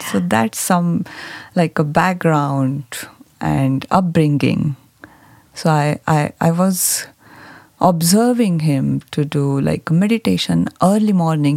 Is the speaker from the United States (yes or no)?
no; Mumbai, Maharashtra, India; I grew up in a uh, big city, Bombay